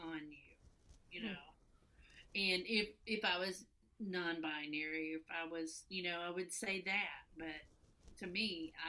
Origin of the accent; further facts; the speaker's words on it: Tennessee, United States; I'm from Tennessee. I'm a lesbian from Tennessee.